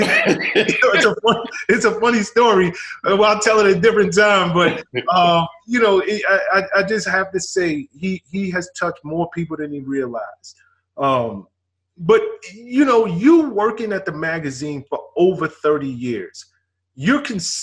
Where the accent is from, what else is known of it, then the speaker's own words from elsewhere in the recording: New York City, New York, United States; growing up in the South Bronx